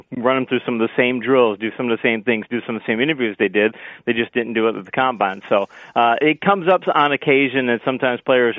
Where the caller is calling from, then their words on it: Florida, United States; I am in America. I'm just outside of Orlando, just north of Walt Disney World.